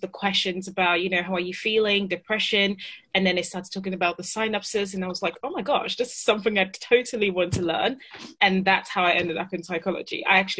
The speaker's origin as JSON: {"language": "English", "country": "Italy", "tie": "born or raised there", "also_born_or_lived": "Ghana", "moved": "yes", "lives_now": "United Kingdom", "said": "So yeah, 18, had moved between cultures. So I was living in Ghana, then moved to Italy. But my notion was that, you know, I was Italian because I was born in Italy. Mm-hmm. And, you know, most of my teenage years were spent in Italy."}